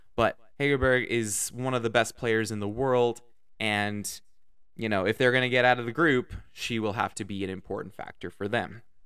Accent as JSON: {"language": "English", "country": "Canada", "said": "Canada, my home country where I live"}